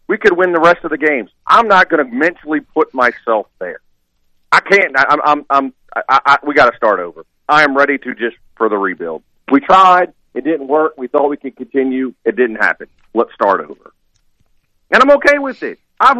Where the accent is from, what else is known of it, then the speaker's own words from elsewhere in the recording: New Orleans, Louisiana, United States; we all from Louisiana. I'm from New Orleans. We tend to talk strong.